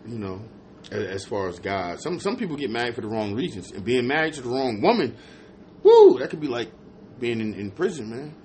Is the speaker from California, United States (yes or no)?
no; New Jersey, United States; moved away; I'm from Jersey